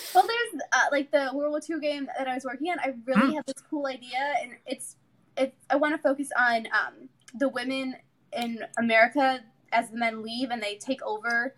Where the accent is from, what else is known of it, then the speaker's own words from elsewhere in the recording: Chicago, Illinois, United States; moved away; I'm from Chicago originally, so we were living in Illinois.